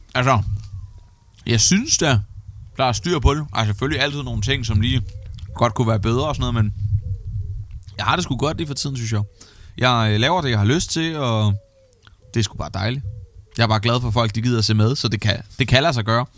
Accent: Svendborg, Southern Denmark, Denmark; Jeg er vokset op i Svendborg, og har altid boet her

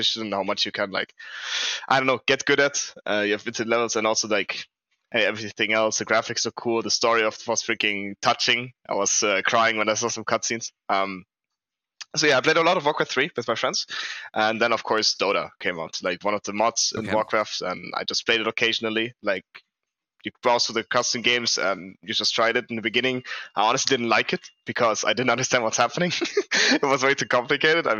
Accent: Munich, Bavaria, Germany; I'm from Germany. I was born in Munich.

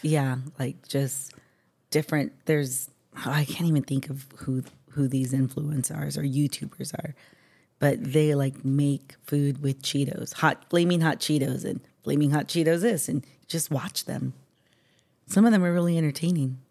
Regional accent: San Diego, California, United States; born and raised in San Diego

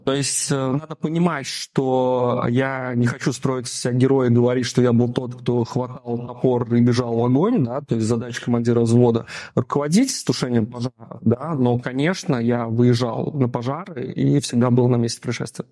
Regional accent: Daugavpils, Latgale, Latvia; moved away as an adult; also born or lived in Riga; Я родом из Даунавпилса

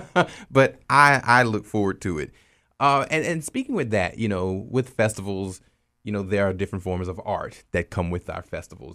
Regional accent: Opelousas, Louisiana, United States; I'm originally from Opelousas

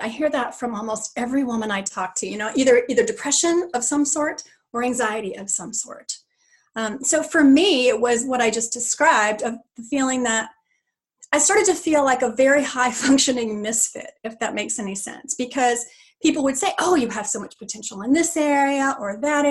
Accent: Texas, United States; also born or lived in California; now in Tennessee, United States; And I grew up in Texas, but then we lived in California for a long time. Mm. And now we're in Tennessee.

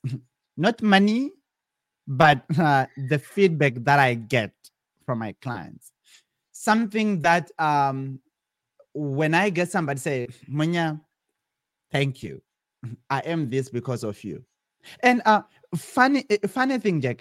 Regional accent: Zimbabwe; moved away as an adult; also born or lived in South Africa; now in California, United States; originally, I'm from Zimbabwe, uh, and I grew up in in, in Zim, my primary and my high school level

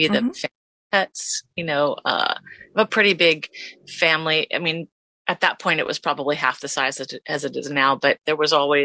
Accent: Los Angeles, California, United States; From Los Angeles

